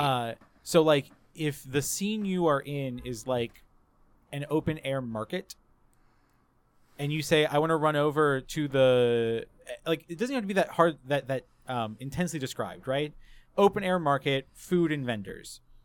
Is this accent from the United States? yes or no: yes; the South, United States; growing up in the South as well, like, for my, my, like, teenage years